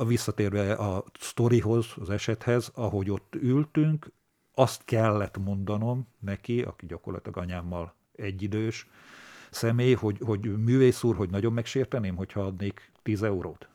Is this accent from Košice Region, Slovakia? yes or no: yes; Kráľovský Chlmec, Košice Region, Slovakia; born or raised there